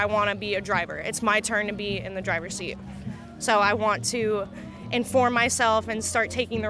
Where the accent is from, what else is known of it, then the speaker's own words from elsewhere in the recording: New York, United States; I'm from New York.